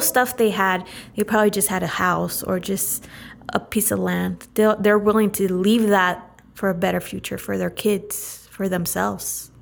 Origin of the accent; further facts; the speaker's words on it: Turlock, California, United States; now in Chowchilla, United States; I live right now in Chowchilla, California, but born and raised in Turlock, California.